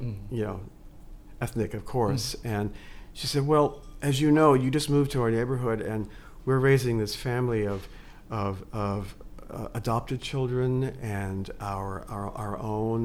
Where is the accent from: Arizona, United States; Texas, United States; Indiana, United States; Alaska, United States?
Indiana, United States; Richmond; moved away as an adult; also born or lived in New York City; I grew up in Richmond, Indiana